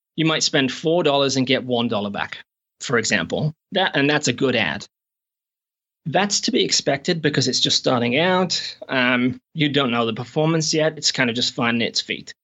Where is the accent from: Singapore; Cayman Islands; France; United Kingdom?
United Kingdom; England; moved away as an adult; also born or lived in Shropshire / America / Canada; now in New Zealand; I'm actually from England, but I've not been back in eight or nine years